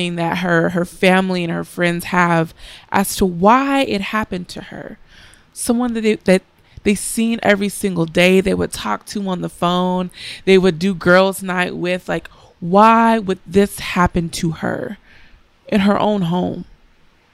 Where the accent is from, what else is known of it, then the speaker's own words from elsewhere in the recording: United States; I am an American, I am black, and I am a woman